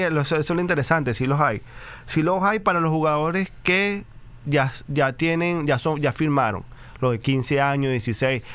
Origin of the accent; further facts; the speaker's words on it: Venezuela; moved away as an adult; somos venezolanos